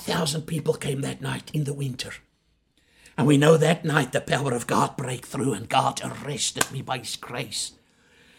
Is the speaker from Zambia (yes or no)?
yes; Chingola, Copperbelt Province, Zambia; now in South Africa; I was born in Shingola in Zambia.